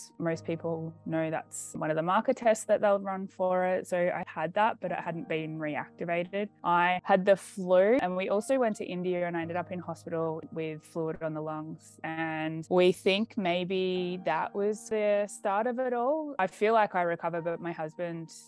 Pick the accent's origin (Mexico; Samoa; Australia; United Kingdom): Australia; I'm from Australia.